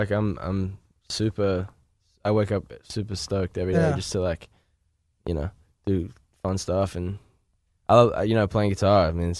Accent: Australia; now in Los Angeles, United States; Yes, I am from Australia.

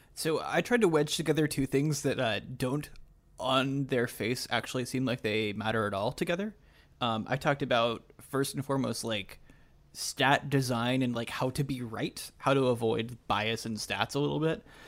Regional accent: Canada; moved away; I'm a Canadian citizen who hasn't lived there in two decades

